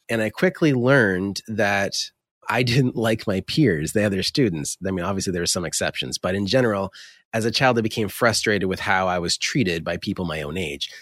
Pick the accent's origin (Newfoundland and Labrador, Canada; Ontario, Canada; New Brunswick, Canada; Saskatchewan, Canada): New Brunswick, Canada; Fredericton; also born or lived in Ottawa; I was born and raised in a little town in Atlantic Canada called Fredericton, New Brunswick.